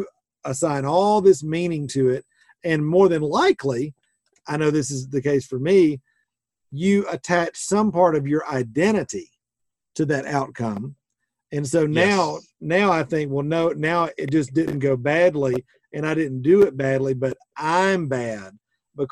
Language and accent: English; the South, United States; because I'm from the South.